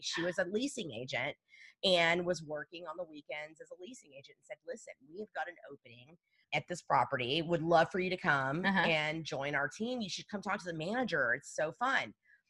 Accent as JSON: {"language": "English", "town": "La Porte", "region": "Texas", "country": "United States", "tie": "born or raised there", "said": "I grew up in La Porte, actually."}